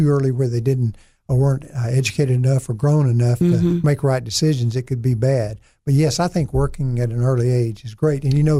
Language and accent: English; the Arkansas Delta, United States; also born or lived in Brinkley, Arkansas / Clarendon, Arkansas / West Helena, Arkansas / Wynne, Arkansas; being extremely poor and growing up in the Delta was a good combination to help me grow and help me mold myself and become a better person and perhaps a stronger person than I would have been otherwise.